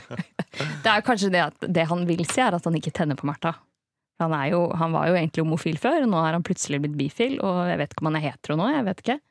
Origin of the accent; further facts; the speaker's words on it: Norway; Vi som nordmenn